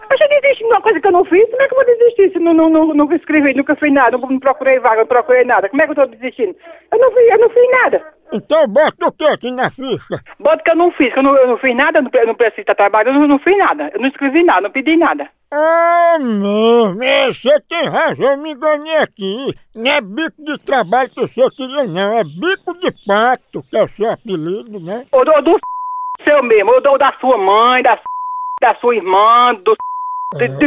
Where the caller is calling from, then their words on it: São Paulo, Brazil; sou do interior de São Paulo.